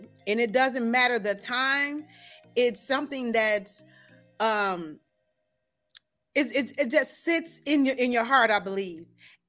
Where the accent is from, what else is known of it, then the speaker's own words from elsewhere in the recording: Gary, Indiana, United States; So actually, I'm originally from Gary.